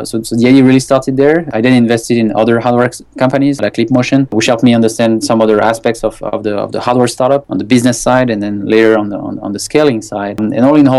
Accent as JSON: {"language": "English", "country": "France", "tie": "born or raised there", "also_born_or_lived": "China", "moved": "as an adult", "said": "I was born in France quite a long time ago now. Essentially, I've been quite studying business law until my early 20s in the countryside city in France."}